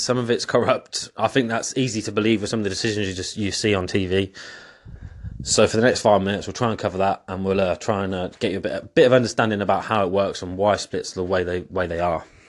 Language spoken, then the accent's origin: English; England, United Kingdom; I'm English